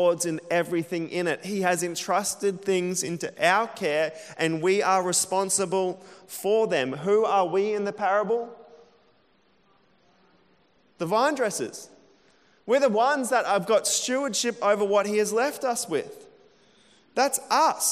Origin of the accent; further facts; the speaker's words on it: Emerald, Queensland, Australia; moved away; When I was a kid growing up in Emerald